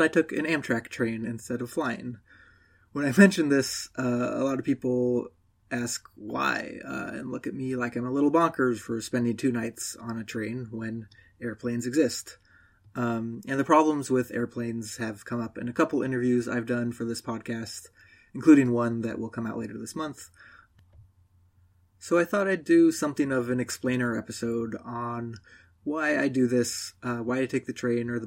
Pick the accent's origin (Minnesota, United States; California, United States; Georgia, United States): California, United States; Southern; moved away as an adult; also born or lived in Princeton, New Jersey; I grew up in Southern California